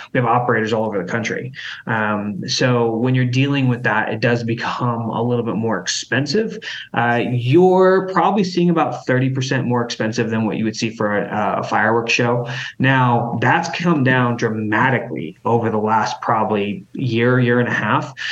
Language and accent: English; Idaho, United States; growing up in Idaho